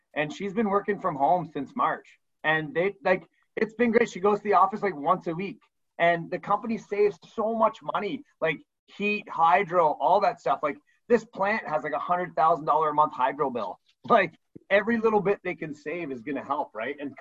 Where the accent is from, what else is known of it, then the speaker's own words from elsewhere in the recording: Burlington, Ontario, Canada; moved away as an adult; also born or lived in Hamilton; now in Niagara area, Canada; I grew up in Burlington, and my wife and I had moved to the Niagara area to work